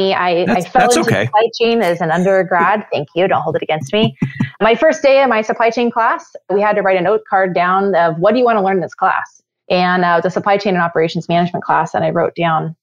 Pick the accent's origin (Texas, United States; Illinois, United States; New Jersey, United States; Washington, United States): Washington, United States; central; I grew up in a fairly rural community. We're the biggest small town in central Washington